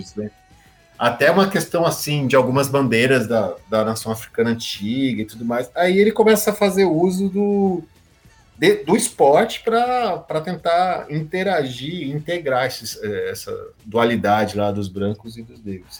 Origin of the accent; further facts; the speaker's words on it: Brazil; nós brasileiros